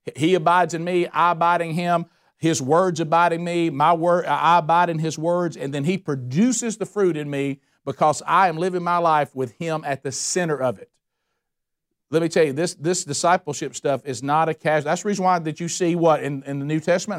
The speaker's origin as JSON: {"language": "English", "area": "Calhoun County", "region": "Alabama", "country": "United States", "said": "I'm from Calhoun County, Alabama"}